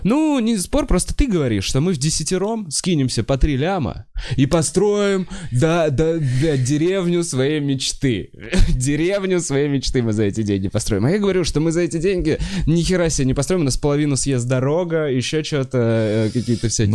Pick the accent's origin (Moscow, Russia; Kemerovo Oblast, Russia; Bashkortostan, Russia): Moscow, Russia; я москвич